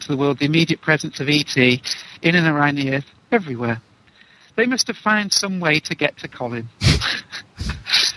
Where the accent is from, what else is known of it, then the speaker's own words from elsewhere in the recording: England, United Kingdom; being English